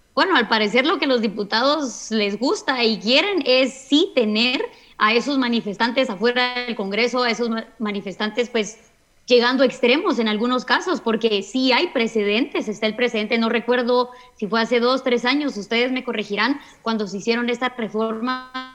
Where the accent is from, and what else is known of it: Guatemala